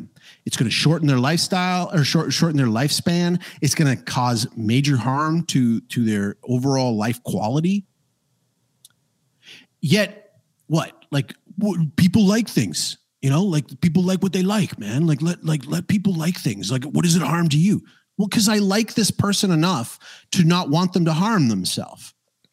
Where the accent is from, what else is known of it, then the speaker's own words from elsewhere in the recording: Canada; I'm from Canada